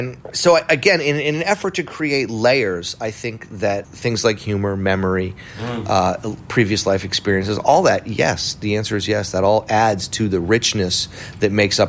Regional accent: New England, United States; We ate a lot of donuts growing up. I mean, I come from New England, where donuts have always enjoyed a place.

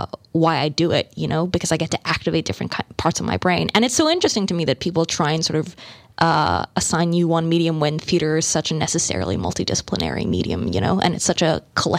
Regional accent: Melbourne, Victoria, Australia; now in United States; but I spent the bulk of my life in Melbourne and I really, my dad's Australian. I strongly identify as Australian and Thai and now American.

